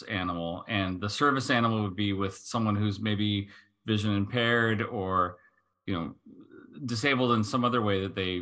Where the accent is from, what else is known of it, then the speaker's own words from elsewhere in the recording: United States; as the American here